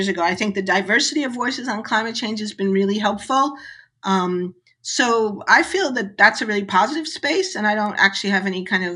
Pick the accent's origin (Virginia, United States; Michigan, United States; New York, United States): New York, United States; New York City; I grew up in New York City, which was an incredibly noisy place.